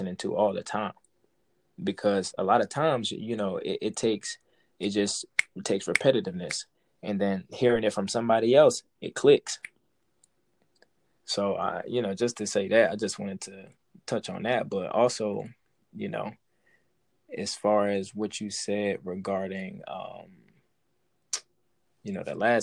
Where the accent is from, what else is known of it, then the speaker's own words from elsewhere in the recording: New York City, New York, United States; I grew up in Brooklyn young, and you know what I'm saying, on Flatbush